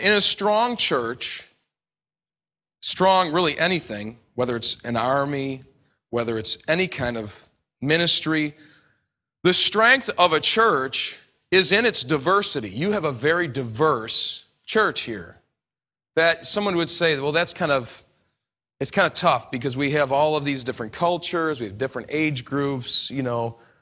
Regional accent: New York, United States; I come from New York

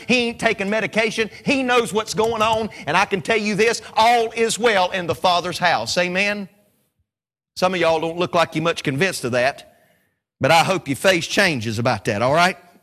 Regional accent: Statesville, North Carolina, United States; I'm from Statesville, North Carolina.

